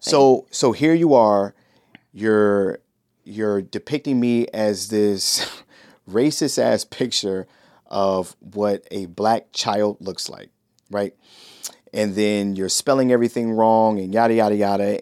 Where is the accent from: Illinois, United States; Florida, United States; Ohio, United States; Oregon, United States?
Ohio, United States; Shaker Heights; I grew up in Shaker Heights, Ohio